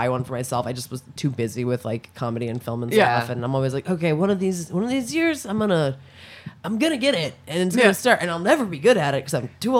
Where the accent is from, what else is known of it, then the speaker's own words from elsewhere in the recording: Maryland, United States; I'm from Maryland.